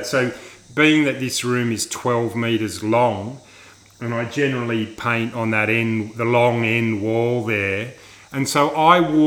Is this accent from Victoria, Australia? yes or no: no; Sydney, New South Wales, Australia; where I grew up in Sydney